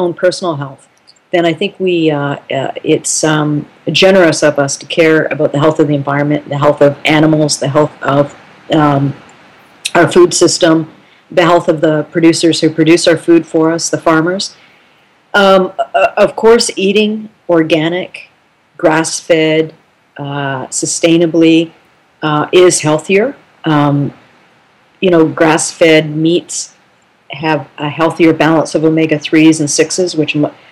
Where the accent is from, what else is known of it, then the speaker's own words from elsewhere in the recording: Canada; as a Canadian